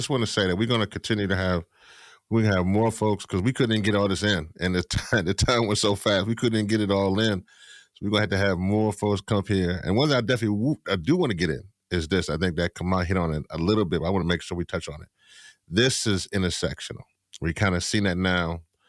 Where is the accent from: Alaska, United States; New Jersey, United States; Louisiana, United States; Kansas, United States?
Louisiana, United States; from my home state in Louisiana